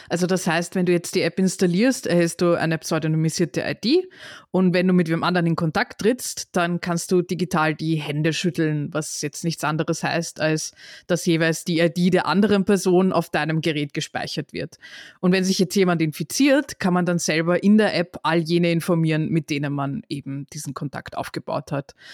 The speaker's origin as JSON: {"language": "German", "country": "Austria"}